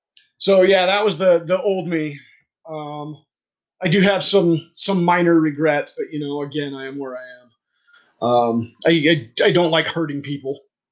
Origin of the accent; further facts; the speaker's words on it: Germany; born there; I was born in Germany, so I guess that says a lot.